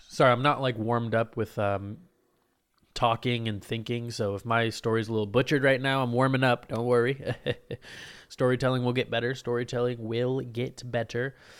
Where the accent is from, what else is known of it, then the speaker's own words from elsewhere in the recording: Lake Oswego, Oregon, United States; I grew up in Lake Oswego